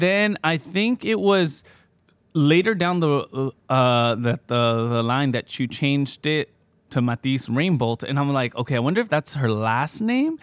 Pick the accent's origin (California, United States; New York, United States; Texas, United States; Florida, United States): California, United States; Fontana; also born or lived in Michoacán; I grew up in Fontana